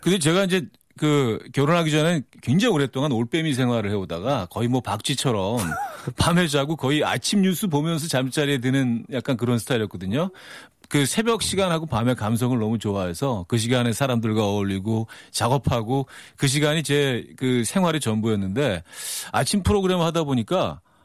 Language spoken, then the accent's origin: Korean; New York area, United States; moved away; 저는 뉴욕 쪽이라